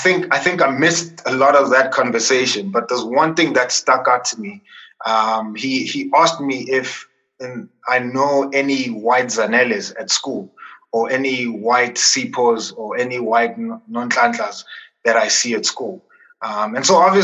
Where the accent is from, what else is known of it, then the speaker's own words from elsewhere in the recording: Tembisa, Gauteng, South Africa; born in a township, I grew up in Tembisa. I spent most of my life in Tembisa